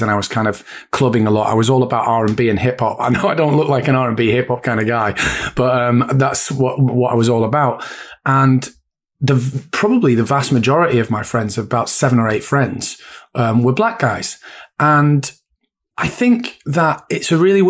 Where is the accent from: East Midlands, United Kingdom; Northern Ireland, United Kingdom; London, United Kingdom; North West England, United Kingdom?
North West England, United Kingdom; Bury; also born or lived in Bolton; I grew up in Bury, went to school in Bolton